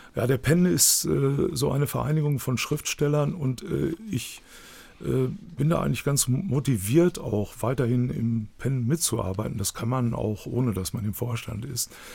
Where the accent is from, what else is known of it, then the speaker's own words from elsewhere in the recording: Dortmund, North Rhine-Westphalia, Germany; accent: Ruhrpott; ich bin gebürtiger Dortmund